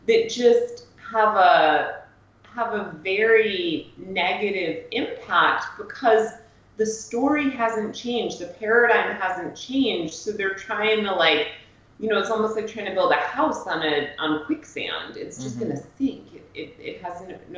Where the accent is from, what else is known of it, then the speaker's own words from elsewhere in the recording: Greenwich, Connecticut, United States; moved away as an adult; also born or lived in Cape Cod, Massachusetts; I spent most of my life, I think from, you know, less than a year to my early 20s in Greenwich, Connecticut